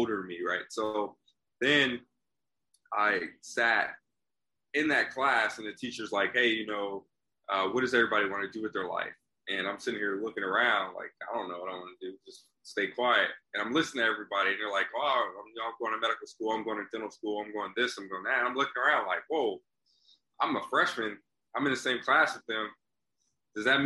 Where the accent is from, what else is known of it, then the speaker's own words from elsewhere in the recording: Long Beach, California, United States; also born or lived in Hawaii / Compton, California; I'm originally from Hawaii, grew up in sort of California, all over. Compton and Long Beach is what I really call home.